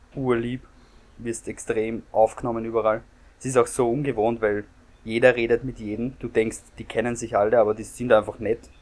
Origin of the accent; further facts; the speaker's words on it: Austria; als Österreicher